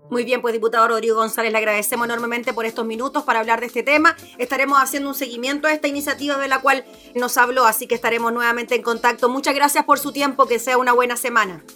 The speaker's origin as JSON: {"language": "Spanish", "country": "Chile", "said": "como chilenos"}